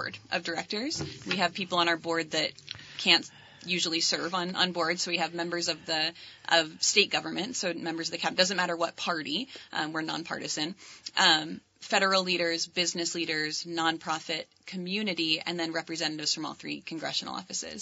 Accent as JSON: {"language": "English", "region": "New Hampshire", "country": "United States", "tie": "born or raised there", "moved": "yes", "lives_now": "Huntington, United States", "said": "I live in Huntington, and I grew up in a small town in New Hampshire"}